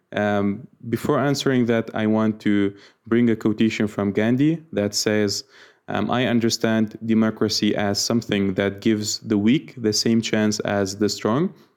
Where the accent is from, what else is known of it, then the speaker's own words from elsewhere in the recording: Iraq; I'm from Iraq